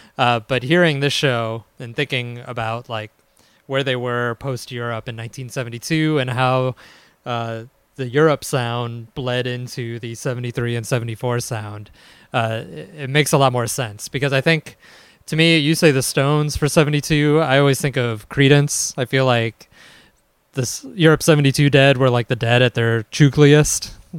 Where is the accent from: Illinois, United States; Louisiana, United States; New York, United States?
Illinois, United States; Chicago; accent: Midwestern Chicago; But I blame my Midwestern Chicago accent for that one.